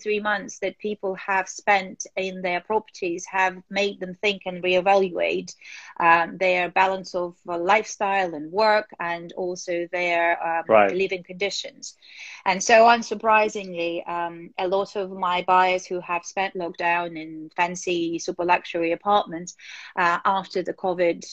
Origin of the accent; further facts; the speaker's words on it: Moscow, Russia; moved away as an adult; now in United Kingdom; growing up in Moscow